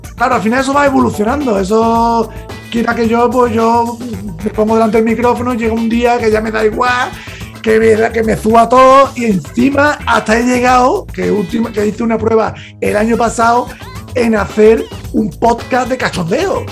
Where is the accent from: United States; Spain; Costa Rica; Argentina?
Spain; Andalusia; yo como soy andaluz